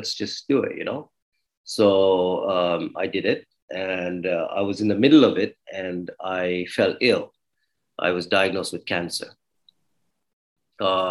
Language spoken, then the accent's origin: English; Dubai, United Arab Emirates; also born or lived in Toronto, Canada / Kenya; I was born in Dubai. I was brought up in Dubai. I lived here till I was 18